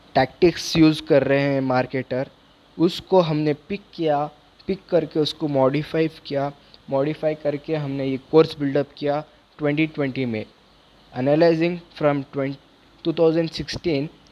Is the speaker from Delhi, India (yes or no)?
no; Bangalore, Karnataka, India; मैं बैंगलोर से बिलोंग करता हूँ